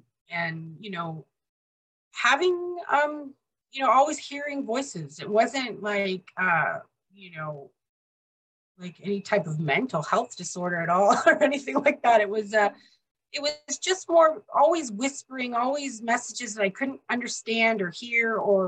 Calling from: British Columbia, Canada; I'm in British Columbia, Canada.

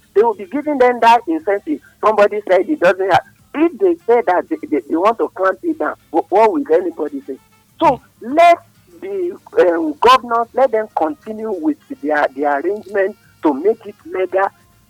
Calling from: Nigeria; I'm calling from Adam.

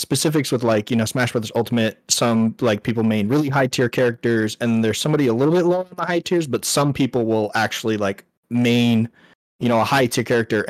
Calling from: California, United States; Hey, so I'm from Northern California.

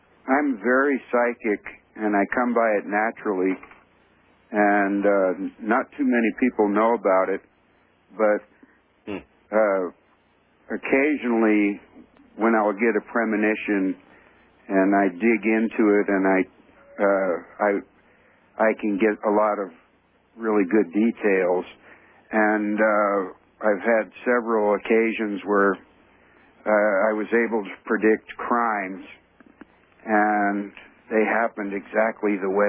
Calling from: California, United States

